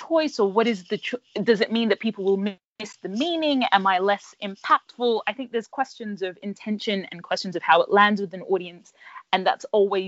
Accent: Brisbane, Queensland, Australia; moved away as an adult; now in United Kingdom; my hometown of Brisbane

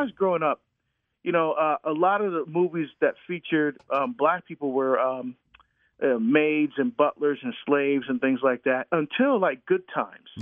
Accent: Hillside, New Jersey, United States; moved away as an adult; also born or lived in Newark, New Jersey / Orange, New Jersey; now in Oregon, United States; I grew up in Hillside, but I but I, I went to St. Benedict's Prep in Newark

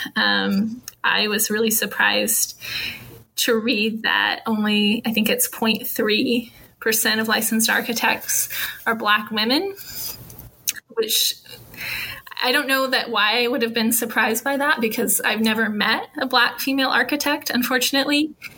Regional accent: Norman, Oklahoma, United States; moved away as an adult; now in Houston, United States; where I grew up in Norman

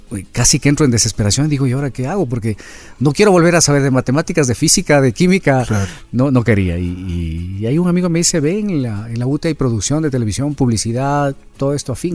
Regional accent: Quito, Pichincha, Ecuador; Yo nací aquí en Quito

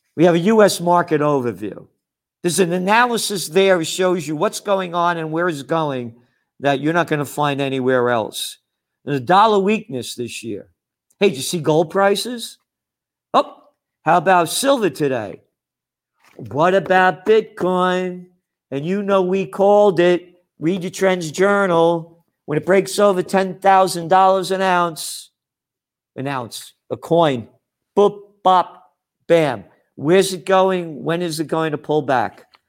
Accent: New York City, New York, United States; I'm an American, born to be free, a Napolitano, born in the Bronx

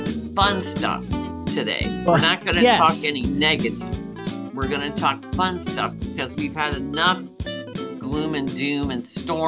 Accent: Midwest, United States; us Midwesterners

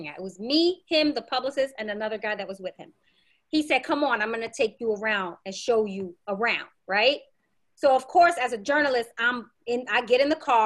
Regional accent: New York City, New York, United States; I grew up in the Bronx.

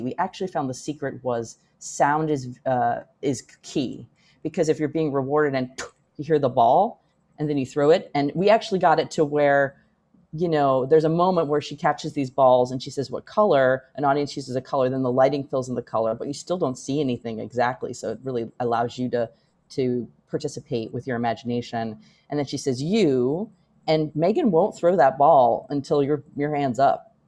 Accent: United States; as an American

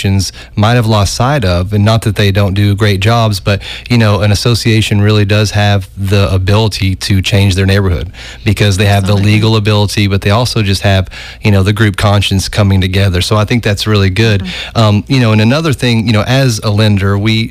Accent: Oak Ridge, Tennessee, United States; I'm from Oak Ridge, and we have a great arts community there

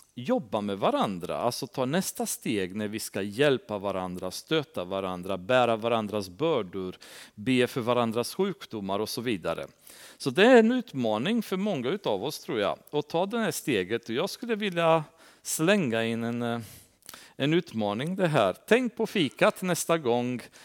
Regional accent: Transylvania, Romania; now in Sweden; Vi har Transsylvanien, där jag kommer ifrån

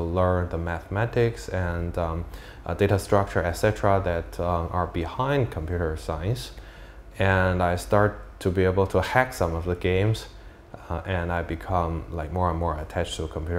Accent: Beijing, China; accent: Jinglish; English is a second language; moved away as an adult; also born or lived in United Kingdom; my classmates call my English Jinglish because I was from Beijing

